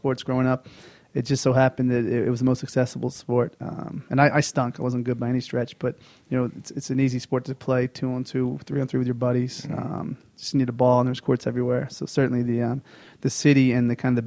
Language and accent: English; Baltimore, Maryland, United States; now in Denver, United States; I grew up in Northwest Baltimore City